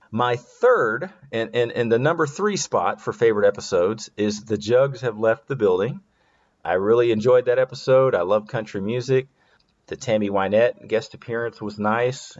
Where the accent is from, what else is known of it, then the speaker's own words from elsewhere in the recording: the South, Southern United States, United States; I'm a Southerner